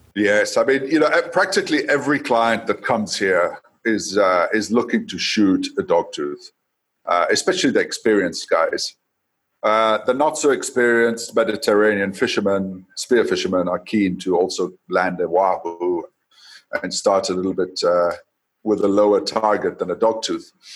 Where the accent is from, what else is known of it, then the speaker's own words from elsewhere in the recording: Coast, Kenya; now in Tanzania; I was born in Kenya. Um, I now live in Tanzania, but I was born in Kenya, and my youth. Uh, I was in Kenya, uh, growing up along the coast